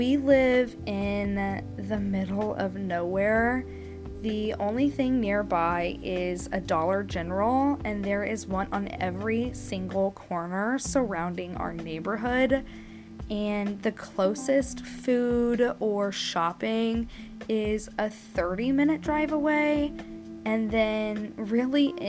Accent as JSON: {"language": "English", "town": "Kansas City", "region": "Missouri", "country": "United States", "tie": "born or raised there", "also_born_or_lived": "Carrollton, Texas", "moved": "as an adult", "said": "my hometown, which is Kansas City, Missouri. While I was born in Carrollton, Texas, my family moved to Kansas City when I was about 2 years old, and I lived there up until the age of 18"}